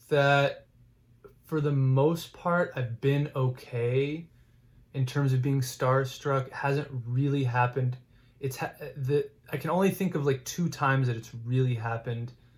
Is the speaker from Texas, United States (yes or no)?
yes; Houston, Texas, United States; growing up in Houston